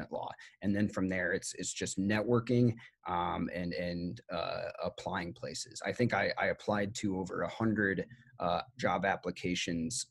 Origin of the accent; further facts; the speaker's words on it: Iowa, United States; moved away as an adult; now in Los Angeles, United States; I'm from Iowa originally and moved to Los Angeles in 2011